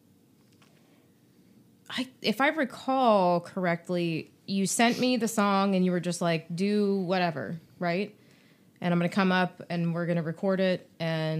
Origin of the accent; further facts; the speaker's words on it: Winchester, Virginia, United States; I'm from the Winchester area